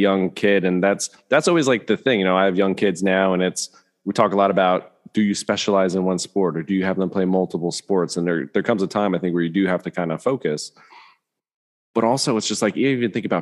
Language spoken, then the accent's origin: English; Lehigh Valley, Pennsylvania, United States; growing up in the Lehigh Valley